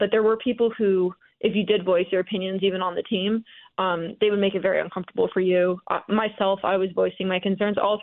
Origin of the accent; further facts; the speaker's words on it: the North, United States; moved away; I'm from the North originally